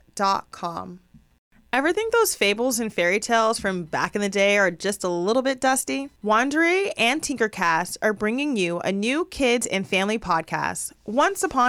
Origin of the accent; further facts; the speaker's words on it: Los Angeles, California, United States; growing up out here in LA, there's people all over the place